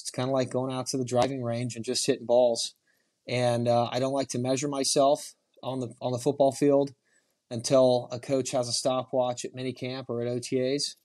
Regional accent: Houston, Texas, United States; also born or lived in Dallas; we're from Houston

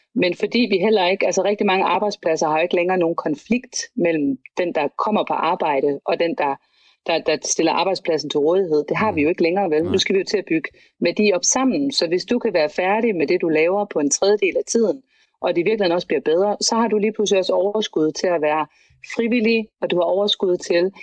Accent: Denmark; vi har jo som danskere

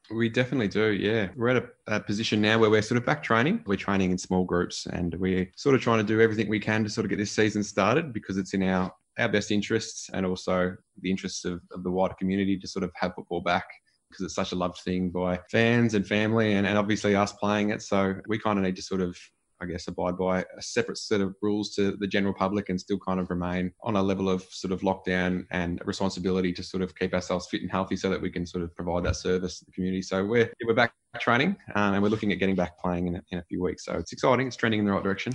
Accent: Gisborne, Victoria, Australia; a beautiful part of the world to sort of grow up

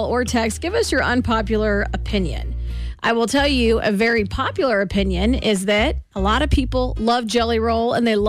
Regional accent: Kansas City, Missouri, United States; we're from Kansas City.

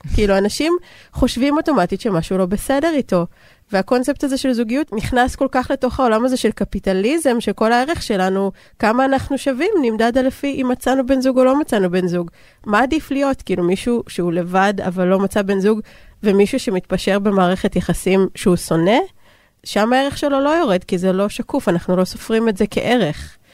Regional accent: Israel

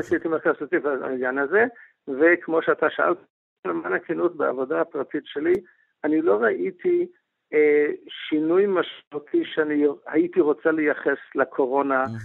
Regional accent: United States; moved away; also born or lived in Israel; אני גדלתי בארצות הברית

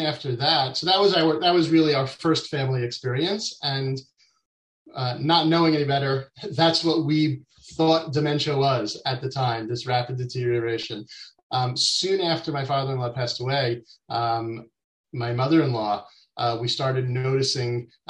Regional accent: New York, United States; moved away as an adult; now in Israel; I grew up in New York, in the U.S., even though I'm based in Israel now. I moved out to Israel with my family in 99

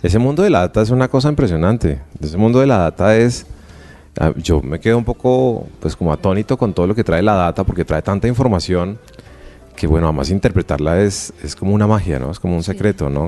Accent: Colombia; los colombianos

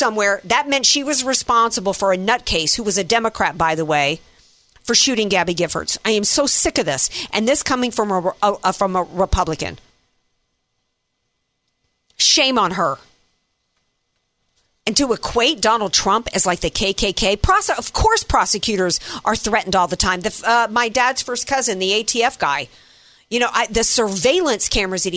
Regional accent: the South, United States; now in San Diego, United States; when we had dogs growing up in the South

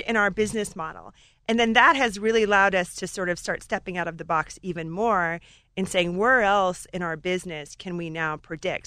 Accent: Alaska, United States; moved away as an adult; I grew up in Alaska in a gold mine

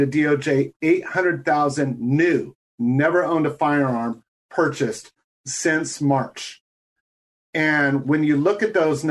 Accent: California, United States; as a Californian, I'm probably a bit cocky

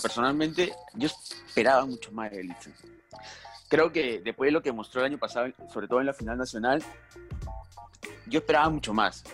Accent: Peru; somos peruanos

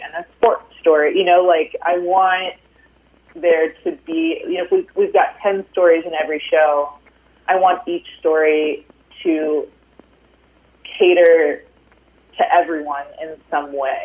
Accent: Austin, Texas, United States; Austin with my hometown crowd

